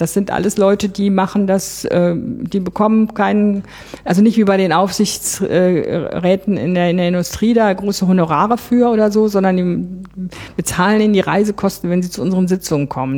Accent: Bonn, North Rhine-Westphalia, Germany; ich war aus Bonn

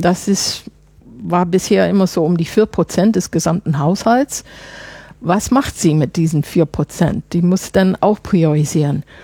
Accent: Chicago, Illinois, United States; German is a second language; moved away as an adult; also born or lived in France / Germany; now in Brussels, Belgium; ich komme nicht aus Illinois. Ich komme aus Chicago. Aber wissen Sie, ich bin ja auch seit vielen Jahren weg

